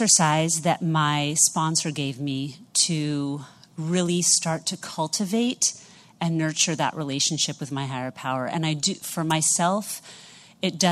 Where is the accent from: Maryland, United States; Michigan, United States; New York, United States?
New York, United States; New York City; I am from New York City